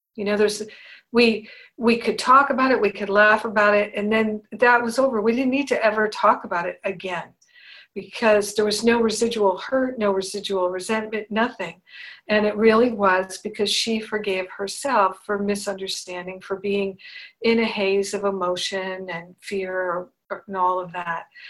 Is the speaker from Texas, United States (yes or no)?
no; Rhode Island, United States; moved away as an adult; also born or lived in Boston; when I was a teenager, living growing up in Rhode Island